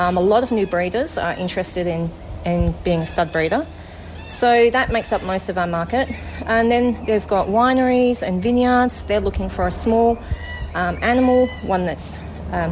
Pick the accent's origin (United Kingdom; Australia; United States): Australia; In Australia, we mostly breed animals that have got clean faces and clean legs to fit our Australian conditions